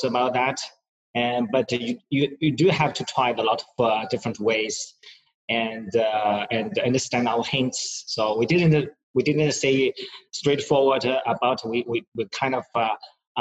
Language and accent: English; China; moved away as an adult; also born or lived in New York, United States / New Jersey, United States; now in Singapore; Originally from China